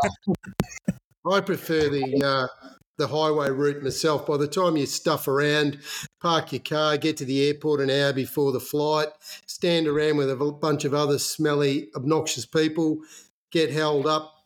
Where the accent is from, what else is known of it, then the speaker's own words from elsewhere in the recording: Magpie, Victoria, Australia; Valley and the Magpie Primary School 2271, which is where I uh, served my penance when I was a little kid.